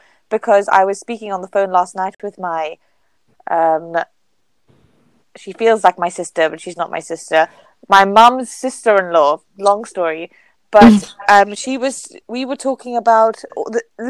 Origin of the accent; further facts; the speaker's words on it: Zambia; accent: slight African accent; moved away as an adult; also born or lived in Lebanon; now in United Kingdom; I'm originally Lebanese, but I grew up in Zambia, like born and brought up in Zambia